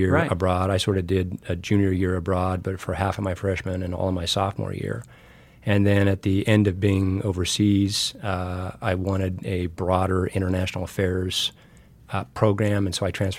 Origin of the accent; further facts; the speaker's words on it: Wyoming, United States; moved away; also born or lived in Washington, D.C.; Born and raised in Wyoming